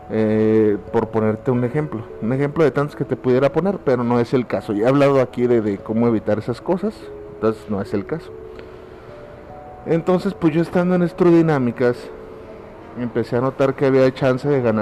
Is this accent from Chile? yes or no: no; Mexico; Y yo creo que como muchos mexicanos así estaba y así estamos todos en este momento